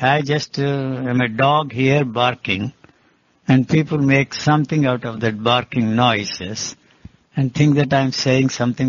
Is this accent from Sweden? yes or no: no; India; English is a second language; moved away; also born or lived in Switzerland / United States; I came from India. I have spent more time in the Western countries, in America, and in Switzerland, everywhere.